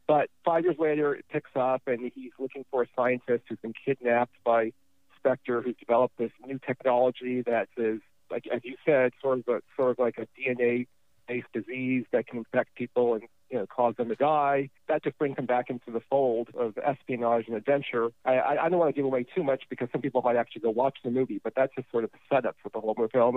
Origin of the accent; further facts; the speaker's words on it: Los Angeles, California, United States; When I was born and we were growing up in Los Angeles